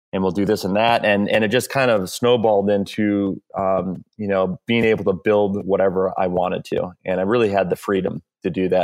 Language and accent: English; Hawaii, United States; moved away as an adult; also born or lived in California; I grew up in Hawaii, um, and I moved to California, um, when I was eighteen.